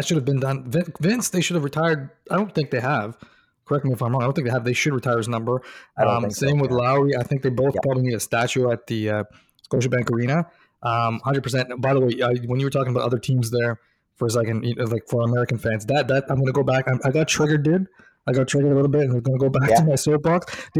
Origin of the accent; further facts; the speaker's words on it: Toronto, Ontario, Canada; Born and raised in Toronto.